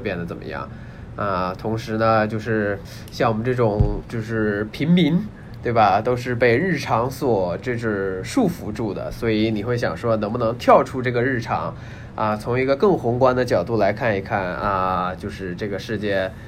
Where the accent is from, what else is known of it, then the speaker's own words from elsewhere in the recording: China; 我们中国人大部分都是无神论者